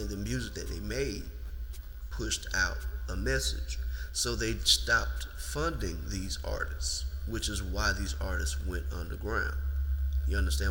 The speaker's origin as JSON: {"language": "English", "region": "the South", "country": "United States", "said": "we're from the South"}